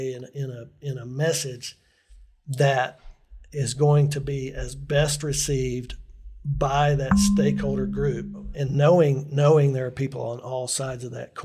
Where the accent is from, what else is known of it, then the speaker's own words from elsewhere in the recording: Northeast Alabama, United States; moved away; also born or lived in Tallahassee, Florida / Montgomery, Alabama; I was raised in Northeast Alabama